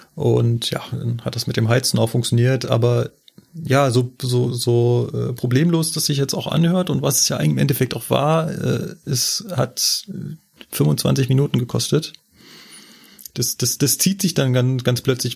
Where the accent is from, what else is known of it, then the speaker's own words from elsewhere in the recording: Germany; bei uns in Deutschland